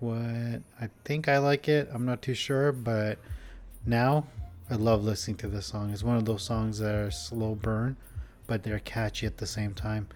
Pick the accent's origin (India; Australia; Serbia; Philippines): India; growing up in India